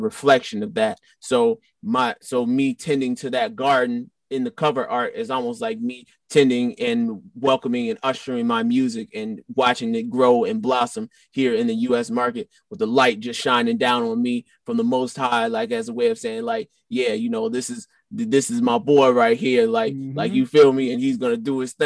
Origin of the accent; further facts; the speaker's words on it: Chicago, Illinois, United States; I'm from the South Side of Chicago, born and raised